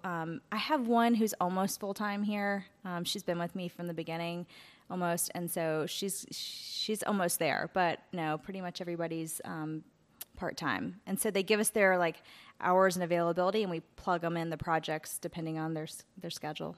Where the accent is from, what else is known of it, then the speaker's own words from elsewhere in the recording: Asheville, North Carolina, United States; I grew up in Asheville and had a house and pet sitting business